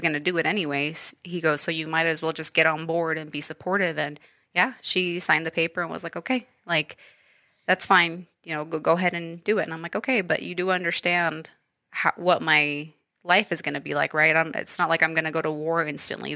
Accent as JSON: {"language": "English", "town": "Idaho Falls", "region": "Idaho", "country": "United States", "tie": "born or raised there", "also_born_or_lived": "Wenatchee Valley, Washington", "said": "so I was raised here. So I've been here my entire life."}